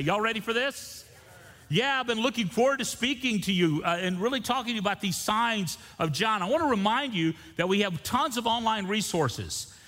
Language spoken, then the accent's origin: English; Niceville, Florida, United States; Niceville, Florida. That's where I'm from.